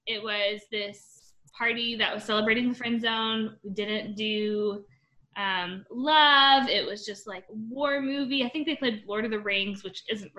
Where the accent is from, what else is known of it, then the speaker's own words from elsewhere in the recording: Tennessee, United States; also born or lived in Indiana; So I grew up, I was born in Indiana, but I moved around a lot because my dad was in the military, and then we ended up settling in East Tennessee as well. And I grew up in a primarily white area.